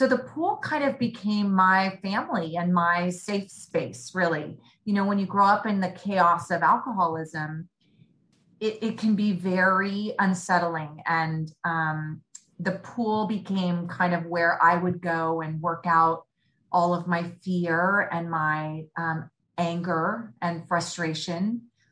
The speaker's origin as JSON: {"language": "English", "area": "Bay Area", "region": "Northern California", "country": "United States", "tie": "born or raised there", "said": "the majority of my upbringing was in Northern California in the Bay Area"}